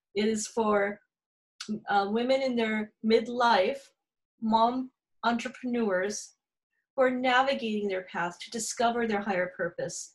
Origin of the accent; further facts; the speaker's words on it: California, United States; accent: Valley girl; also born or lived in Encinitas, California; my heritage is Indian. Um, I was born in California, so I'm really a Valley girl.